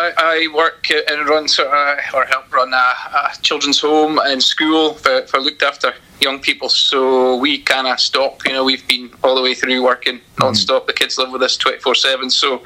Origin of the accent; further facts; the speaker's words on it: Macduff, Scotland, United Kingdom; also born or lived in Ladysbridge; I'm based up in what's actually Ladysbridge now, but just outside Banff. I'm from Macduff in Banff, so been involved in football since I was able to walk, basically, but around here.